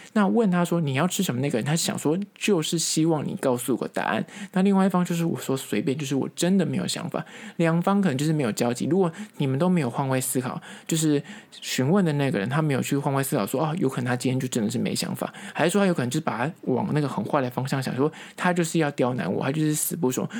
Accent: Taipei, Taiwan; 因为我本身是台北人，我觉得这个蚵仔煎吃起来非常的亲切

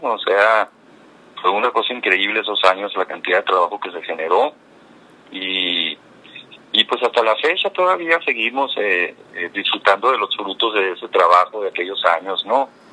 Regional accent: Cananea, Sonora, Mexico; moved away; also born or lived in Bacuachi / Mexico City; yo soy de Cananea. Yo soy de Cananea, eh, nací en Cananea, inmediatamente me fui a vivir a Bacuachi, que es el lugar donde vivían mis abuelos maternos. Y ahí estuve hasta los cinco años. Cuando tenía cinco años me regresé a vivir a Cananea

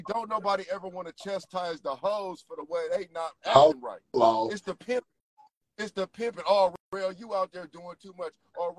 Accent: Memphis, Tennessee, United States; Everybody from Memphis. I'm from Memphis, South Memphis.

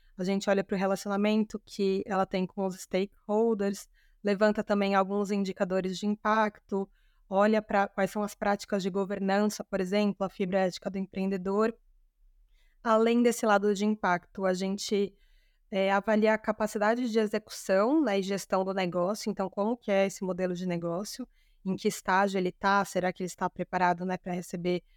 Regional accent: São Paulo, Brazil; Eu sou de São Paulo

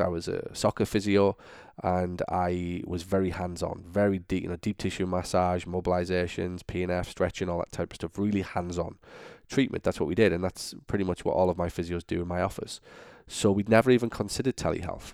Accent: United Kingdom; moved away as an adult; also born or lived in Florida; now in Orlando, United States; I'm obviously from Britain

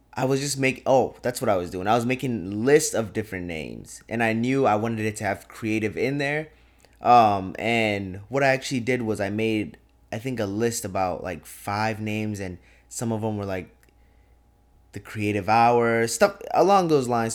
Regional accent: Champlin, Minnesota, United States; moved away as an adult; now in Fargo, United States; I'm from Champlin, Minnesota, like twenty minute, twenty minutes north of the cities

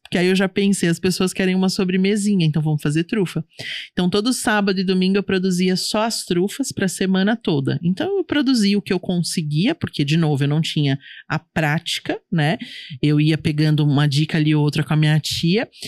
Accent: São Paulo, Brazil; eu sou de São Paulo

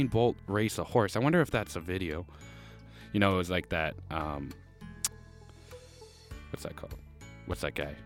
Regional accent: Canada; I'm from Canada

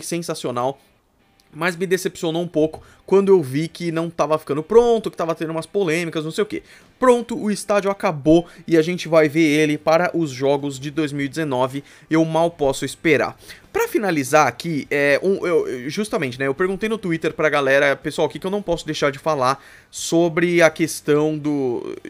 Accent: São Paulo, Brazil; eu sou aqui de São Paulo

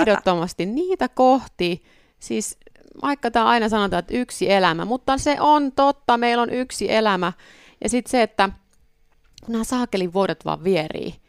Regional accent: Soini, South Ostrobothnia, Finland; now in Helsinki, Finland; mä oon Pohjanmaalta kotosin, niin Soini, missä niin vanhemmat on

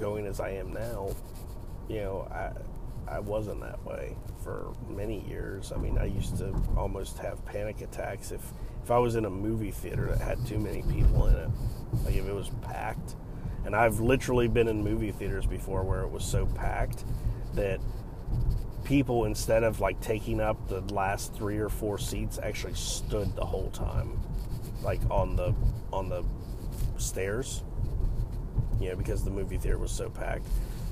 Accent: United States; accent: American; once he heard my accent, he was like, oh yeah, stupid American

